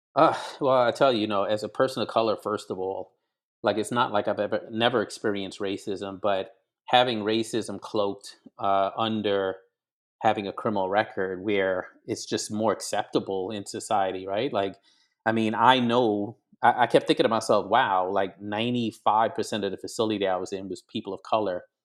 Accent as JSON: {"language": "English", "town": "New York City", "region": "New York", "country": "United States", "tie": "born or raised there", "also_born_or_lived": "Grenada", "said": "I was born in Brooklyn, New York, but my, uh, parents are from the Caribbean. Dad is white, mother is black, and so I lived the first nine years of my life in a small, on a small island called Grenada in the West Indies"}